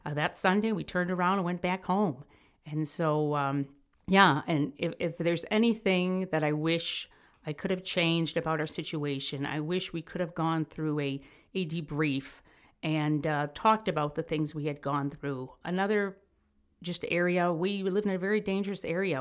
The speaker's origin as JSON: {"language": "English", "town": "Chicago", "region": "Illinois", "country": "United States", "moved": "as an adult", "said": "I'm from Chicago."}